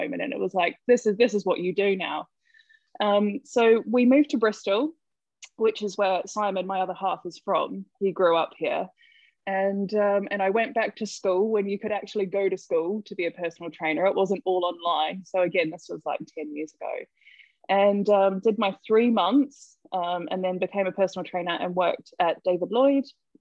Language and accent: English; New Zealand; accent: Kiwi; moved away as an adult; now in London, United Kingdom; I'm a Kiwi. That's the accent